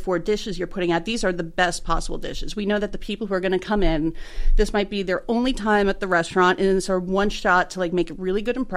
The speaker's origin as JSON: {"language": "English", "town": "New York City", "region": "New York", "country": "United States", "tie": "born or raised there", "moved": "as an adult", "lives_now": "Baltimore, United States", "said": "I grew up in Bensonhurst."}